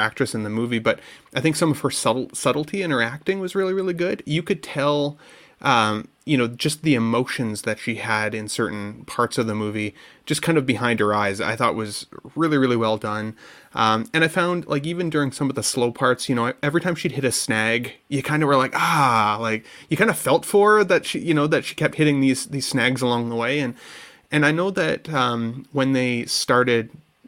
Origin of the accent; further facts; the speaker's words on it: Canada; as a Canadian